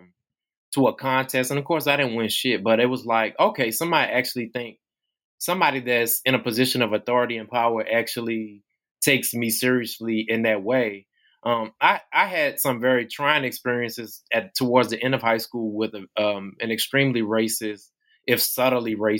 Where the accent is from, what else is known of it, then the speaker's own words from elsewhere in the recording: Tappahannock, Virginia, United States; I grew up in Essex County in Tappahannock, Virginia, and went to public schools here